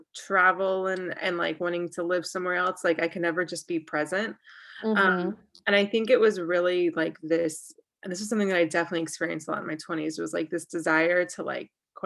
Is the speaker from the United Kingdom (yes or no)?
no; North Carolina, United States; moved away as an adult; also born or lived in Jerusalem, Israel / Washington, D.C. / Texas / Colorado; now in New Jersey, United States; So I'm from North Carolina. Okay. I lived all over the place. I'm from North Carolina. I lived abroad for a couple years. And then I've lived in South Carolina, Washington, D.C., Texas, Colorado, California. And now I live in New Jersey.